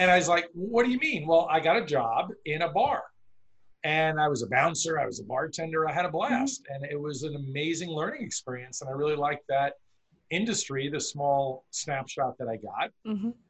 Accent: Long Island, New York, United States; the beach where I grew up in New York on Long Island

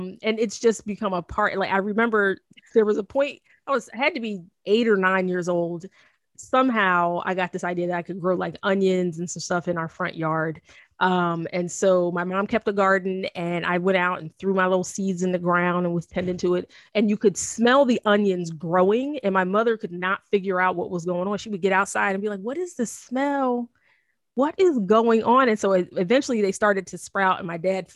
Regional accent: New Jersey, United States; I grew up in South Jersey, so that's nothing, almost all farm

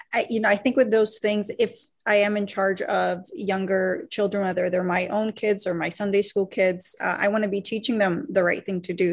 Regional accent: United States; I grew up mostly in America here

